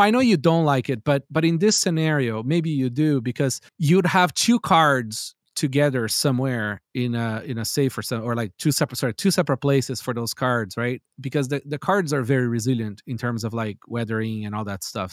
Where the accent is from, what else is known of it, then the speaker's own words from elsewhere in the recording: Brazil; I grew up in Brazil